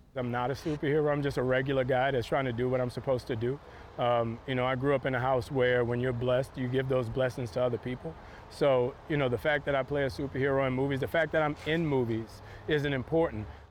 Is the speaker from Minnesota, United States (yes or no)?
no; New Orleans, Louisiana, United States; I was born in this neighborhood, I grew up in this neighborhood, and I now live in this neighborhood